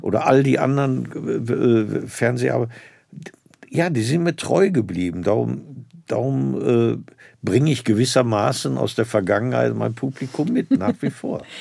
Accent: Herne, North Rhine-Westphalia, Germany; dass ich da in meiner Heimatstadt Landestheater gesehen habe

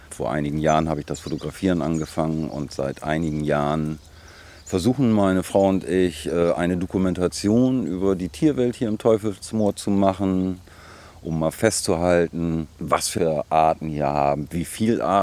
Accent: Worpswede, Lower Saxony, Germany; Worpswede ist definitiv meine Heimat. Also die Wurzeln sind hier. Die Familie ist schon sehr lange hier verwurzelt. Auch wenn ich früher mir die Welt angeschaut habe ein bisschen. Bobswede ist immer Heimat gewesen, auf jeden Fall.

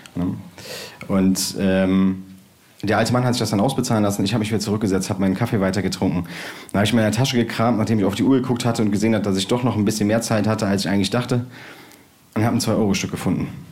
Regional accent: Bergisch Gladbach, North Rhine-Westphalia, Germany; Ich bin äh, damals groß geworden in äh, Bergisch Gladbach in Schildgen.

